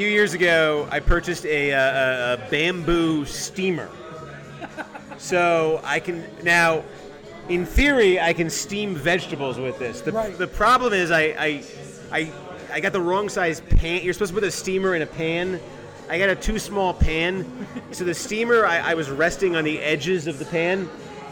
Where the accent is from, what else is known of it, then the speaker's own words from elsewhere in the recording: Massachusetts, United States; I'm from Massachusetts, we get the Boston stations, but we also got, where I lived, we could get Channel 9 in New Hampshire